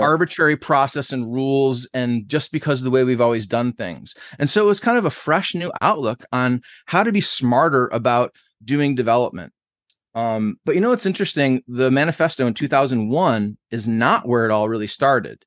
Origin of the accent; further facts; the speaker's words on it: Buffalo, New York, United States; moved away as an adult; also born or lived in New Jersey / Boston; now in Columbus, United States; I grew up in Buffalo, New York until I was eighteen, like, from a, less than one year old till I was eighteen